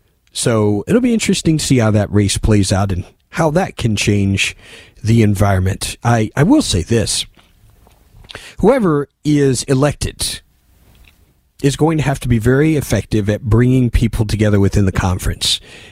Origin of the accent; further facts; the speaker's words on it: Indianapolis, Indiana, United States; when I was growing up in Indianapolis, there was this dog across the street I now know to be a chow.